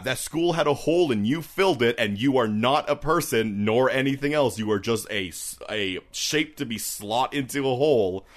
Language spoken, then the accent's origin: English; Canada; we're Canadian